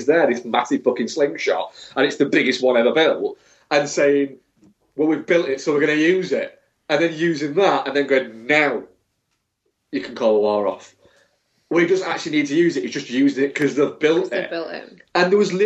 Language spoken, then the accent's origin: English; England, United Kingdom; I'm English